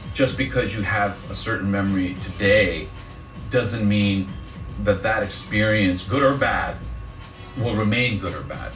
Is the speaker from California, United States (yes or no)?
yes; Los Angeles, California, United States; It's good to be in my hometown